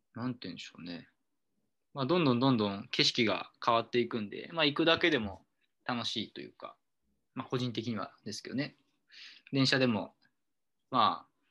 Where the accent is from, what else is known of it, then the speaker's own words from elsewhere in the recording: Seki, Gifu, Japan; moved away as an adult; also born or lived in Osaka; 18年ぐらいは岐阜県の関市で暮らしていて